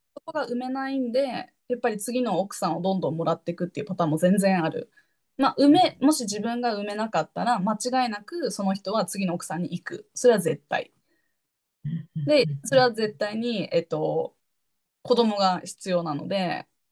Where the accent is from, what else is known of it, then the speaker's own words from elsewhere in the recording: Japan; moved away as an adult; 日本で生まれ育った